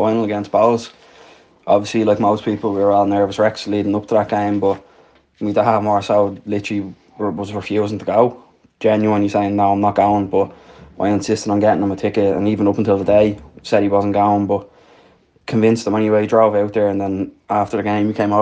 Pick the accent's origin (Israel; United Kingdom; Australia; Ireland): Ireland; Dublin, Leinster; moved away as an adult; now in Tallaght, Ireland; I'm originally from Pimlico and the Liberties, but living in Aylesby and Tallaght for the past 28 years